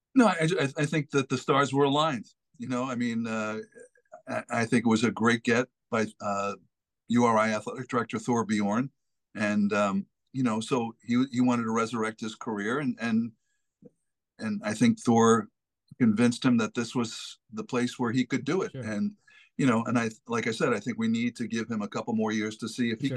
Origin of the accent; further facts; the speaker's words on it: Massachusetts, United States; moved away as an adult; now in Rhode Island, United States; I grew up in Massachusetts